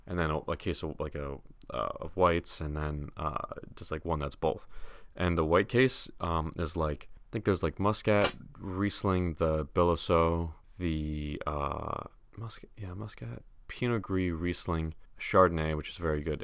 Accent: United States; as an American

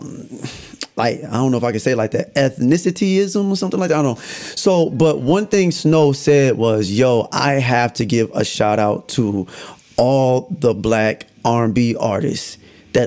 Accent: Michigan, United States; also born or lived in Korea; I'm from Michigan

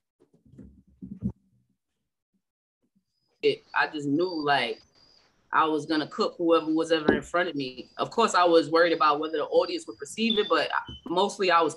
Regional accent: New York City, New York, United States; I'm from Southside Jamaica, Queens

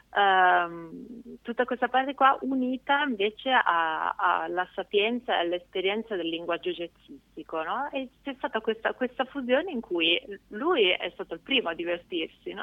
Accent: Canelli, Piedmont, Italy; moved away; also born or lived in Genoa; io in realtà sono cresciuta in una cittadina abbastanza piccola del Piemonte

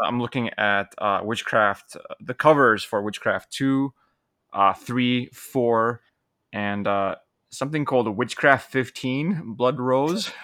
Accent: Poland; growing up in Poland

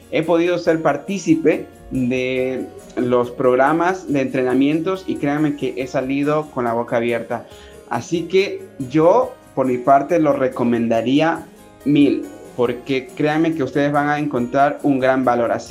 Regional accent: Ecuador; Soy de Ecuador

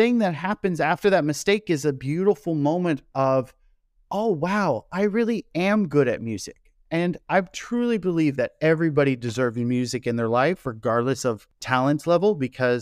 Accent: Kansas, United States; moved away as an adult; also born or lived in South Korea; I am from the Midwest in Kansas in the United States

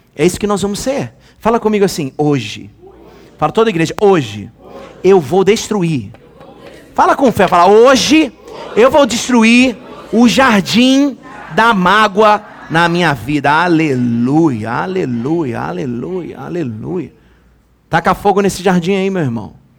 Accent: Rio de Janeiro, Brazil; Eu nasci em 1981. Há tempo atrás. Tempo pra caramba. Nasci no Rio de Janeiro

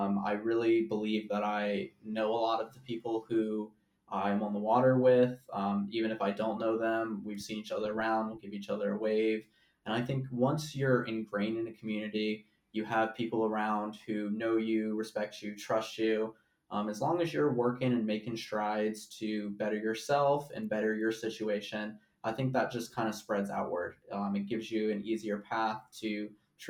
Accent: Hanover County, near Richmond, Virginia, United States; also born or lived in Steamboat Springs, Colorado; I grew up in Hanover. I went to Attlee, so I am local to Richmond-ish.

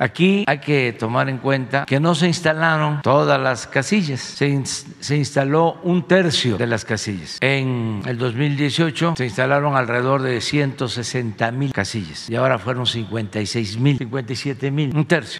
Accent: Tepetitán, Tabasco, Mexico; soy orgullosamente de Tepetitán, Macuspana, Tabasco

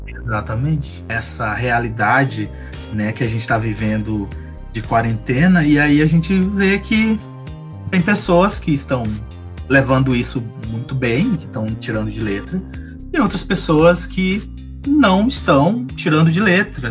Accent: Maranhão, Brazil; now in Santa Catarina, Brazil; eu sou maranhense, mas eu moro em Santa Catarina, né? Tô morrendo de saudade do meu estado

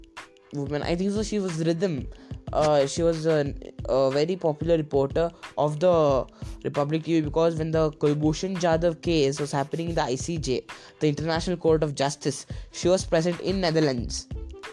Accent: Bangalore, Karnataka, India; So I am from Bangalore

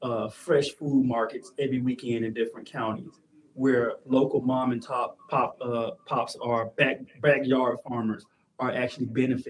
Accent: Mississippi Delta, United States; And I'm from the Delta. As people are telling you, I believe Mississippi Delta. I love it. But it is a poverty stricken place. I grew up in poverty.

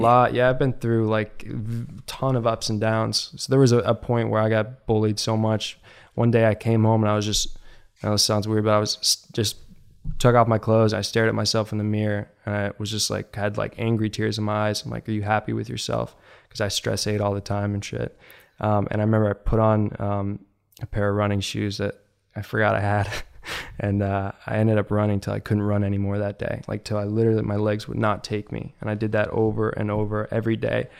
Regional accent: Virginia, United States; I grew up in Virginia, and one of the places we lived nearby was Quantico, the Marine Base.

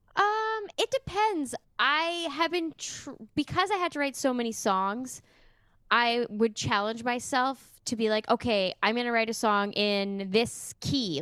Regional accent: Sudbury, Ontario, Canada; also born or lived in Toronto; now in Windsor, Canada; I'm from Sudbury

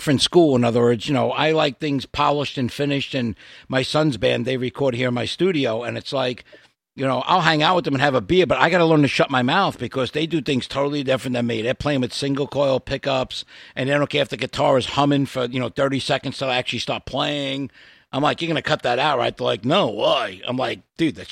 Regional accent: United States; also born or lived in New Jersey; now in Florida, United States; I'm from New York and New Jersey originally myself

